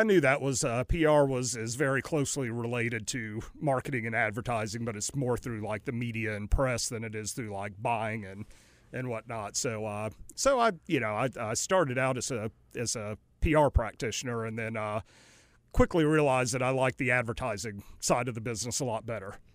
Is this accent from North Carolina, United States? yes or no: yes; Raleigh, North Carolina, United States; also born or lived in New Orleans / Greenville, North Carolina / Greensboro; now in Mooresville, United States; grew up for the most part and went to school in Raleigh, Durham